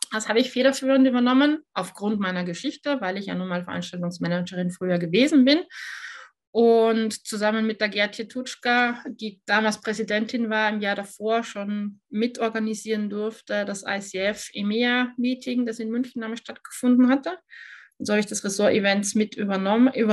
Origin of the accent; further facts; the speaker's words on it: Austria; now in Germany; Und ich bin Österreicherin, die in Deutschland lebt und arbeitet.